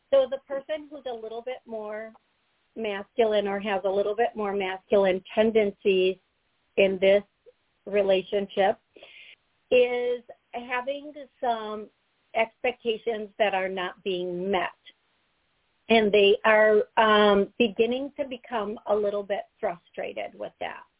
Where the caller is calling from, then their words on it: New Jersey, United States; I'm calling from New Jersey.